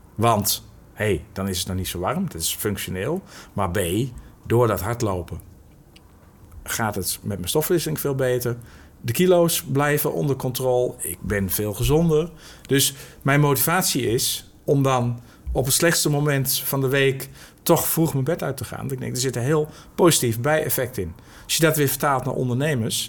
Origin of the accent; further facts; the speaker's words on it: Netherlands; we als Nederlanders